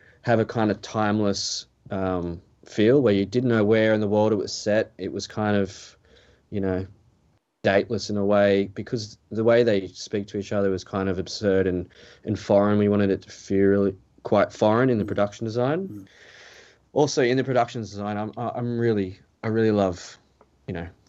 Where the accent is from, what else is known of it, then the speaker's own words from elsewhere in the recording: Gold Coast, Queensland, Australia; growing up on the Gold Coast